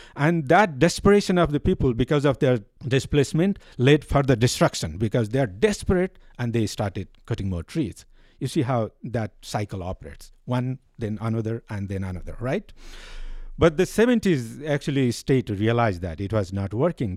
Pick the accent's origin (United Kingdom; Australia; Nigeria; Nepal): Nepal; I am from Nepal.